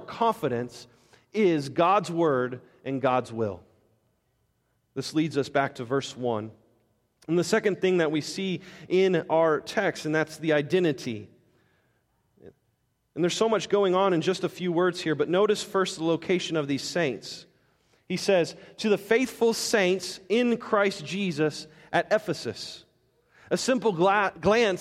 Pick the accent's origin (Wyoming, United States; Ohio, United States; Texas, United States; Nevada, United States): Nevada, United States; Las Vegas; I'm from Las Vegas.